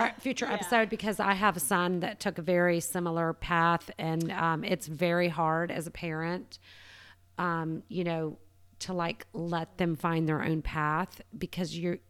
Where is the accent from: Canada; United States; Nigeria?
United States; Savannah, Georgia; also born or lived in Florida / Atlanta; I was born in Florida, kind of moved up the coast, ended up in Savannah at six, lived there until I was about 26 and moved to Atlanta